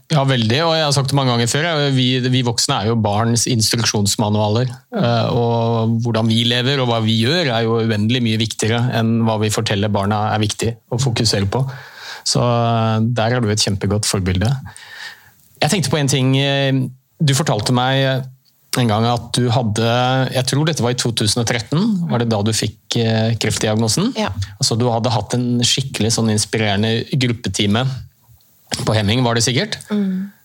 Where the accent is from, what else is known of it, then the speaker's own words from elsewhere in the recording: Oslo, Norway; i den klubben hvor jeg har vokst opp, Heming i Oslo